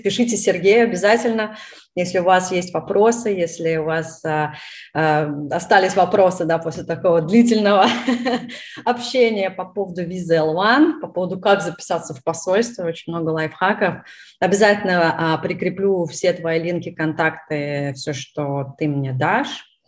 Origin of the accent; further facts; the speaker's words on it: Russia; moved away as an adult; now in United States; я из России